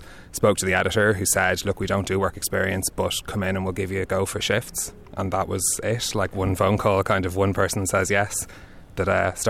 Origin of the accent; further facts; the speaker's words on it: Dublin, Leinster, Ireland; moved away as an adult; now in Paris, France; So I grew up in Rathfarnham in Dublin